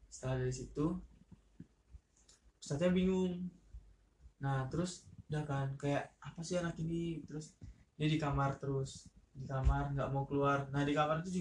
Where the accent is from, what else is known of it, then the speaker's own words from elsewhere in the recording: Palembang, South Sumatra, Indonesia; ke Lampung kan saya dari Palembang nih